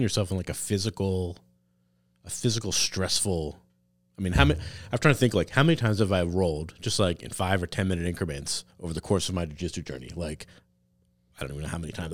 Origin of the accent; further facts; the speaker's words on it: Wilbraham, Massachusetts, United States; also born or lived in Chicopee; Wilbraham, my hometown